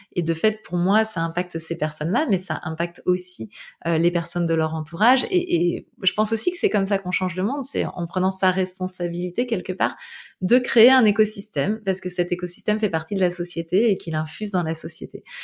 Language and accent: French; Île-de-France, France; moved away; also born or lived in Brittany; Moi, j'ai grandi en Ile-de-France